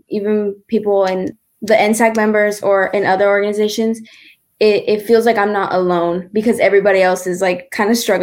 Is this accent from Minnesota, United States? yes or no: no; Dallas, Texas, United States; I'm from Dallas, Texas